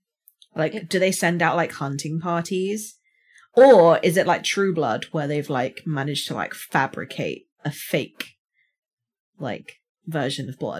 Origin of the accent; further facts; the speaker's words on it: South West England, United Kingdom; accent: Somerset; Well, I do in my original accent. So I am from Somerset. So when I talk like I came from Somerset, this is what I sound like.